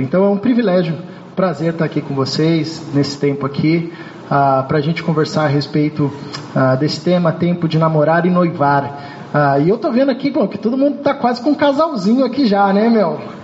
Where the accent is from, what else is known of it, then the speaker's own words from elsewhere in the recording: São Paulo, Brazil; moved away as an adult; now in Rio de Janeiro, Brazil; sou de São Paulo